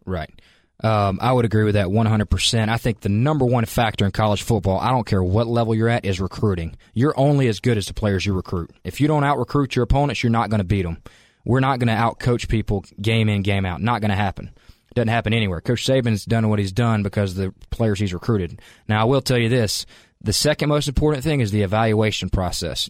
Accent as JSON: {"language": "English", "town": "Calhoun", "region": "Georgia", "country": "United States", "tie": "born or raised there", "also_born_or_lived": "Macon, Georgia", "moved": "as an adult", "lives_now": "Cookeville, United States", "said": "I grew up in Calhoun, Georgia, which is about two hours from here"}